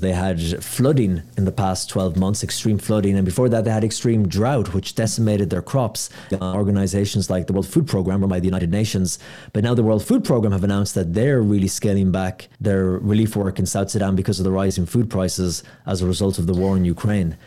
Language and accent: English; Ireland; I'm from Ireland